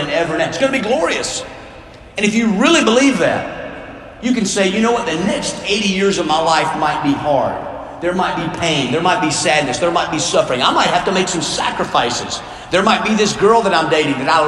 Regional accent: South Georgia, United States; I grew up in South Georgia playing football

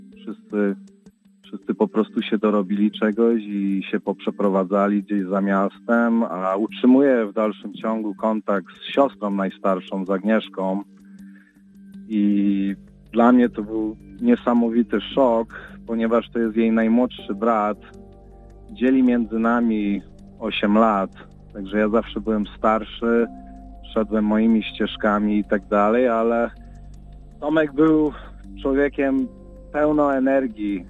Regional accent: Chicago, Illinois, United States; wychowaliśmy się na Jackowie jako dzieci

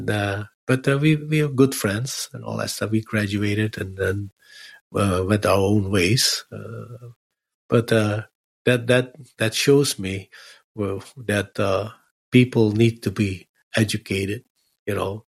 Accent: Netherlands; now in Los Angeles, United States; I said, oh, from Holland.

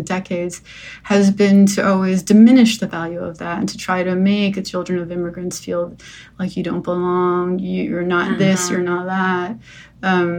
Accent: New Jersey, United States; moved away; also born or lived in New York; I grew up in New Jersey

